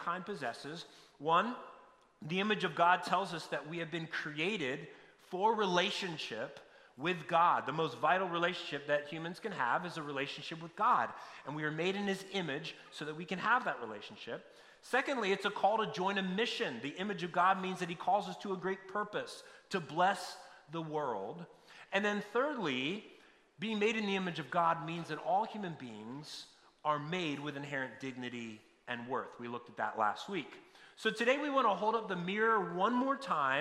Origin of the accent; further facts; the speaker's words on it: near Hawk Mountain, Pennsylvania, United States; I grew up in Pennsylvania near Hawk Mountain